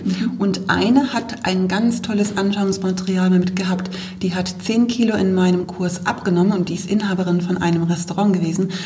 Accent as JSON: {"language": "German", "region": "Bremen", "country": "Germany", "also_born_or_lived": "Wolfsburg", "moved": "as an adult", "lives_now": "Oberkirch, Germany", "said": "Ich komme ja ursprünglich aus Bremen"}